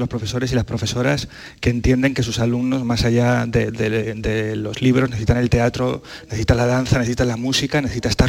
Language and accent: Spanish; Vilches, Andalusia, Spain; a mi tierra, a esos paisajes hermosos de La Vega, en, Vilches, ese mar de olivos, ese pantano, ese paisaje absolutamente excepcional